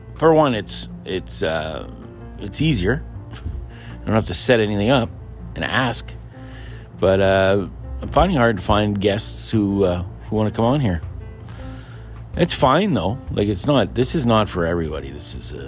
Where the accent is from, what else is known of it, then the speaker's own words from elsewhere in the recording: Pine Falls, Manitoba, Canada; that's where I grew up in Pine Falls